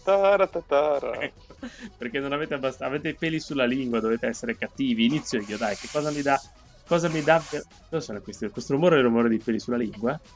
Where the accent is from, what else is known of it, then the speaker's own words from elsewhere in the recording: Liguria, Italy; io da buon ligure